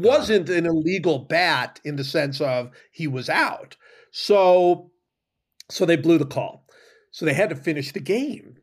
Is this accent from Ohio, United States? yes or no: yes; Cleveland, Ohio, United States; I grew up in Cleveland.